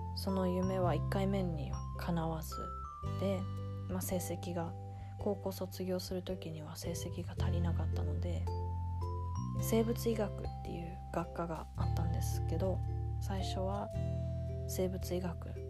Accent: London, United Kingdom; イギリスのロンドンで生まれ育っているですが一度も日本に住んだことがないです

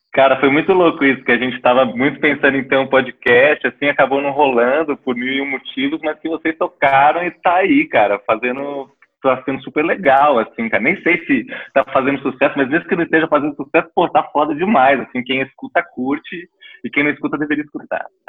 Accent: Brazil; a gente é brasileiro

